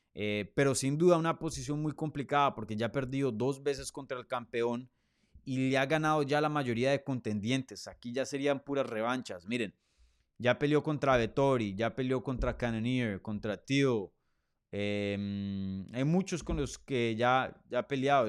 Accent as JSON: {"language": "Spanish", "country": "Colombia", "tie": "born or raised there", "moved": "yes", "lives_now": "Miami, United States", "said": "yo nací en Colombia, me crié en Colombia."}